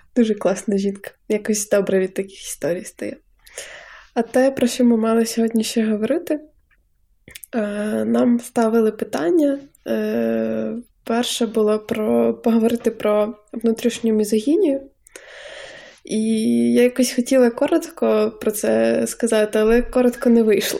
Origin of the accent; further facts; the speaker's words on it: Zhytomyr, Zhytomyr Oblast, Ukraine; now in Ivano-Frankivsk, Ukraine; ми живемо в Франківську і познайомились в Франківську, але я з Житомира